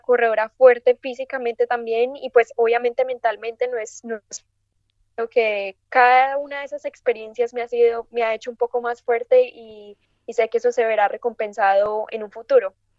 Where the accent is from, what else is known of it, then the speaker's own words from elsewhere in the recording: Medellín, Antioquia, Colombia; moved away as an adult; also born or lived in United States; nací en Medellín, Colombia